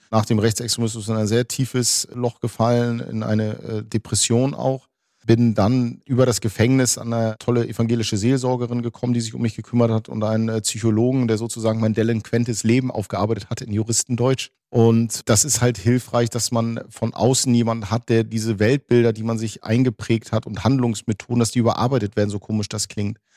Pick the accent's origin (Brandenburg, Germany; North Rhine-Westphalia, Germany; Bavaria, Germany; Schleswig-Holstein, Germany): Schleswig-Holstein, Germany; Lübeck; Ich komme aus Lübeck und es war auch in Lübeck gang und gäbe